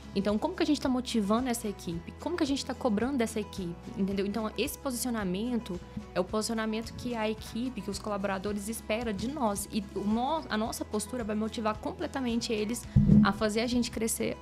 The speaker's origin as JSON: {"language": "Portuguese", "region": "Goiás", "country": "Brazil", "tie": "born or raised there", "said": "eu sou goiana raiz do interior, falo bem errado mesmo"}